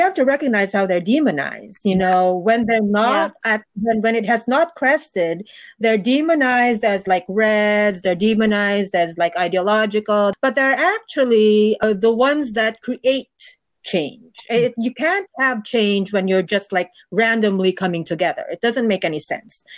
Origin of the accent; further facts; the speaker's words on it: Philippines; moved away as an adult; now in New York, United States; my being a Filipino in the United States